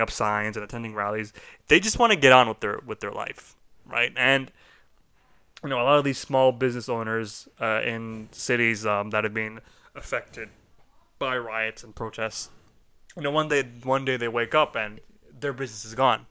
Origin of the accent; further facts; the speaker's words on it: Canada; we are Canadian